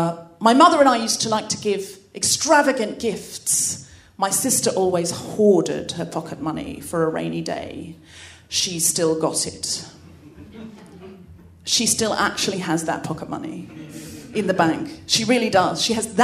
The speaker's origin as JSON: {"language": "English", "country": "Australia", "tie": "born or raised there"}